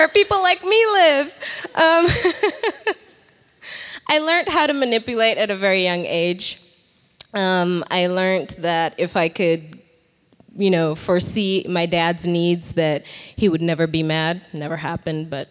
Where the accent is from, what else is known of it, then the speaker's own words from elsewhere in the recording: Nairobi, Kenya; moved away as an adult; now in United States; I was born in Nairobi, Kenya